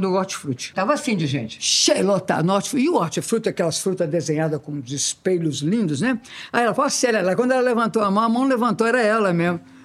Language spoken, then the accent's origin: Portuguese; Minas Gerais, Brazil; also born or lived in Rio de Janeiro; now in São Paulo, Brazil; nós somos mineiras, nós chegamos no Rio